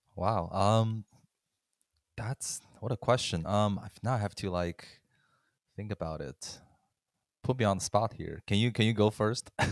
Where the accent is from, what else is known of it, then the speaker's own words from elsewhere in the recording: China; moved away; I growing up in China